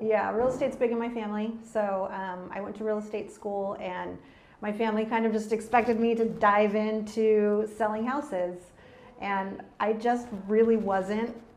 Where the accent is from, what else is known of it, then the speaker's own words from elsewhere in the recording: San Antonio and Austin area, Texas, United States; moved away as an adult; now in California, United States; I was born and raised in Texas and grew up around the San Antonio and Austin area